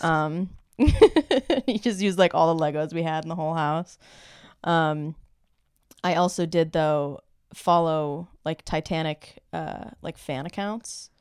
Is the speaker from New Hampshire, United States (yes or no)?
no; Ohio, United States; I am from Ohio